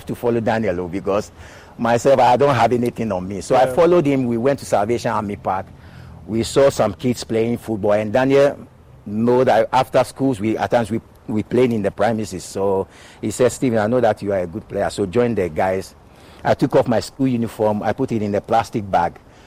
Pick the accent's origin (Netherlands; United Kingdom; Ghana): Ghana; Accra, Greater Accra; moved away as an adult; I was born in Choco, grew up in Choco